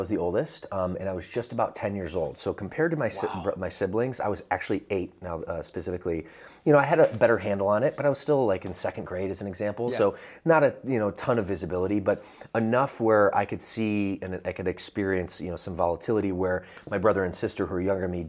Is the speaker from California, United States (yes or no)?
no; Atlanta, Georgia, United States; accent: Southern; also born or lived in Midwest; So originally, I like to say I'm from the Midwest, and that has impacted my fitness journey. But really, the first 10 years of my life, I was grew up in the South. And when I say the South, the suburb of Atlanta, Georgia